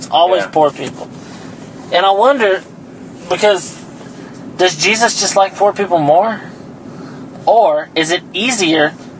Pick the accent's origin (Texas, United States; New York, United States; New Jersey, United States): Texas, United States; Ganado; Born in Ganado, Jackson County, Texas, United States, southern part of the United States, America, world.